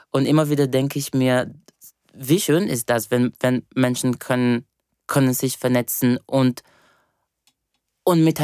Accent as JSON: {"language": "German", "country": "Brazil", "said": "ich bin eben Brasilianerin und wir haben eine eines eine sehr schöne Entity, äh, von wo ich komme, von der äh, Afro-Diasporic Religion"}